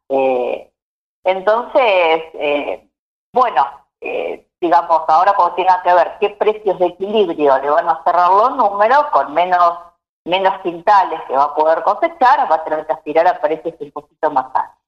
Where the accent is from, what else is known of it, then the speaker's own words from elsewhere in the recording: Vigar, Santa Fe, Argentina; now in Junín, Argentina; nací en Vigar, eh, un pueblo